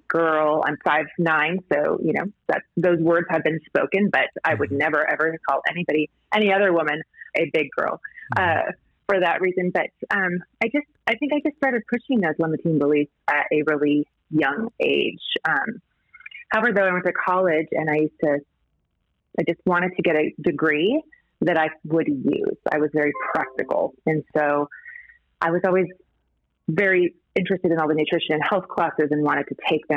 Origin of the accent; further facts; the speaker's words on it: Montana, United States; I grew up in Montana, the daughter of a cattle rancher